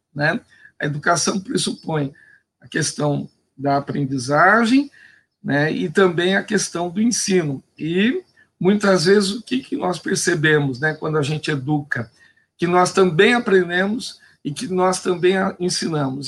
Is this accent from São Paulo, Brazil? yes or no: yes; Indaiatuba, São Paulo, Brazil; Eu sou nascido aqui em Dayatuba